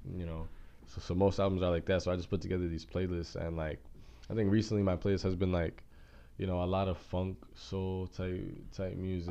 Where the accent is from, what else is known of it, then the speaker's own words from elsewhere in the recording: Junction City, Kansas, United States; moved away; I'm not even from Kansas City. I'm from Junction City, Kansas